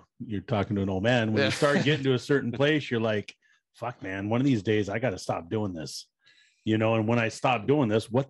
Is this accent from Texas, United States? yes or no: no; Oxnard, California, United States; born or raised there